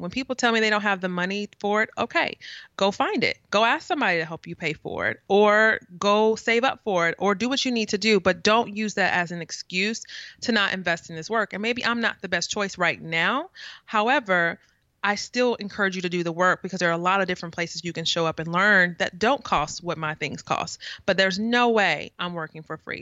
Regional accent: St. Louis, Missouri, United States; now in East Coast, United States; I am from the Midwest, so I am definitely, like, Midwest, Saint Louis.

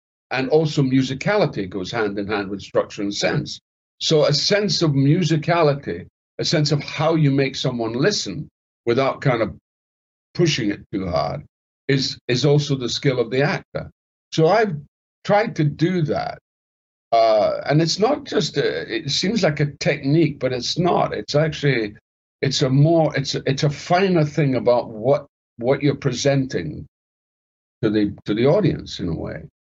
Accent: Scotland, United Kingdom; I mean, I like being Scottish now, but when I was younger, I wanted to learn how to speak, because I had a very, I thought, I can, that's what I spoke, right? Yeah, that was my accent, yeah.

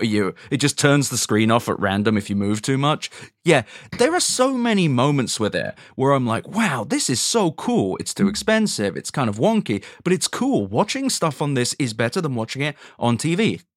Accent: London, United Kingdom; moved away as an adult; also born or lived in New York / North Carolina; as a Londoner

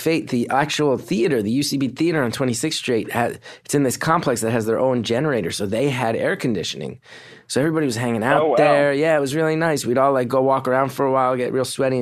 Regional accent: West Orange, New Jersey, United States; also born or lived in Montclair, New Jersey; I grew up in West Orange

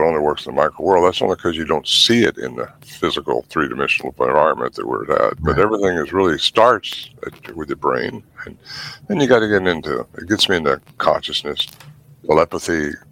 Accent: Humboldt County, California, United States; I was raised in Humboldt County up there where Bluff Creek is

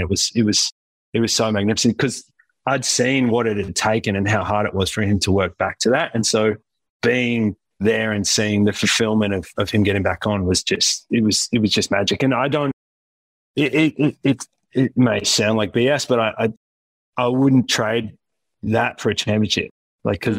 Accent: Wollongong, New South Wales, Australia; moved away; I'm originally from Wollongong

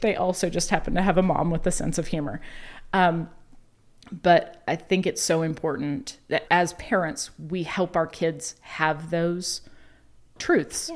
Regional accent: the South, United States; we're from the South

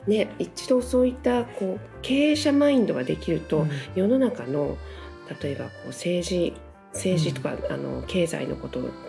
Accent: Japan; 生まれ育った日本の国

